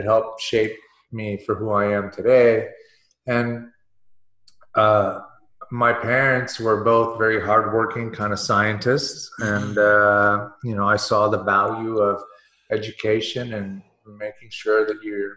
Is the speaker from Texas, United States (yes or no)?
yes; Houston, Texas, United States; also born or lived in Russia; my family moved from Russia to America in 1978. And I grew up in Houston, Texas